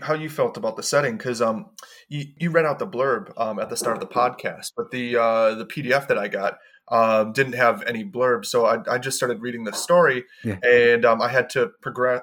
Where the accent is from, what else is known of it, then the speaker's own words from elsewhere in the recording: Milwaukee, Wisconsin, United States; also born or lived in Los Angeles; now in United Kingdom; I grew up in Milwaukee, which is the, the most segregated city in the States